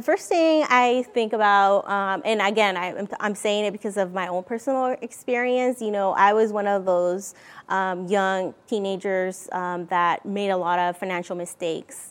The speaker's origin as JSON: {"language": "English", "country": "Mexico", "moved": "yes", "lives_now": "Vancouver, United States", "said": "I'm originally from Mexico. Uh, we came here to Vancouver, Washington in nineteen ninety-seven."}